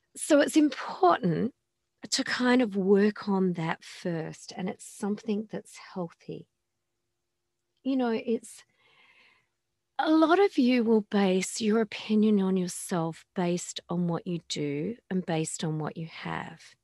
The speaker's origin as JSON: {"language": "English", "country": "Australia", "tie": "born or raised there", "said": "I come from Australia"}